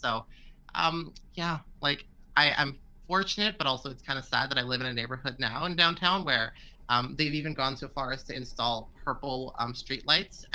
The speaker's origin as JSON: {"language": "English", "town": "Vancouver", "region": "British Columbia", "country": "Canada", "tie": "born or raised there", "said": "born and raised in Vancouver"}